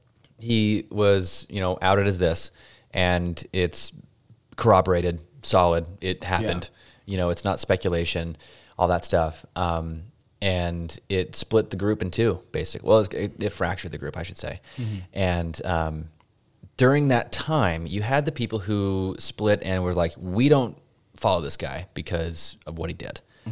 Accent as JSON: {"language": "English", "town": "Pinesdale", "region": "Montana", "country": "United States", "tie": "born or raised there", "said": "But in the AUB, like where I grew up in Pinesdale, Montana, there has been this split."}